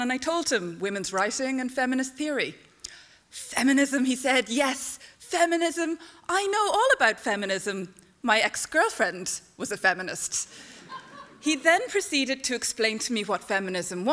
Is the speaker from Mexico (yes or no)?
no; Ireland; now in Canada; I'm Irish. I grew up in this country